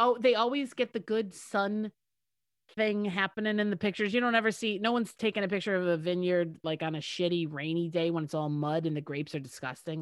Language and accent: English; United States; I'm the American sitting in a kiddie pool in France